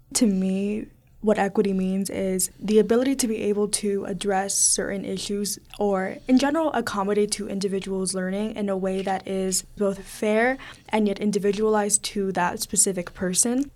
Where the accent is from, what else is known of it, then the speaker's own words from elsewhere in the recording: South Texas, United States; also born or lived in Mexico; now in Pittsburgh, United States; I moved to South Texas when I was very young